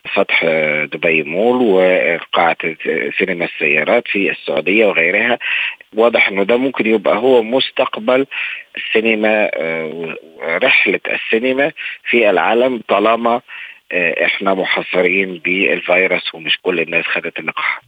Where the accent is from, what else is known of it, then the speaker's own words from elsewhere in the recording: Egypt; احنا كمصريين ده جزء من ثقافتنا